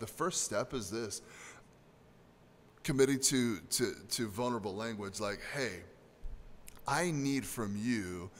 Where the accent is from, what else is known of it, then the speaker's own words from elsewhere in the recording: United States; especially as American men